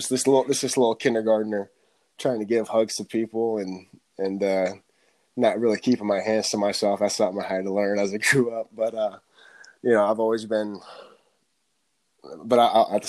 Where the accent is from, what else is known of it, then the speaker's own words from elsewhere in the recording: Bellevue, Nebraska, United States; moved away; Yep, born and raised in Nebraska